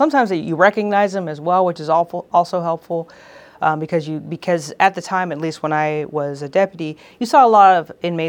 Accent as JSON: {"language": "English", "town": "Houston", "region": "Texas", "country": "United States", "tie": "born or raised there", "lives_now": "California, United States", "said": "I am from Houston, Texas. I grew up there. My whole family's there. And it's a wonderful place to be from."}